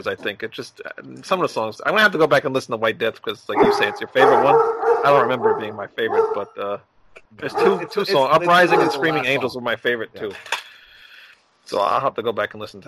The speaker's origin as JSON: {"language": "English", "region": "New York", "country": "United States", "said": "I'm from New York"}